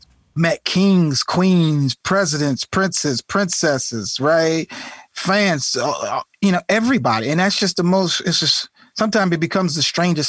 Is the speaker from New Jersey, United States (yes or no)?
yes; Irvington, New Jersey, United States; Like I grew up in Irvington in Newark, New Jersey, man.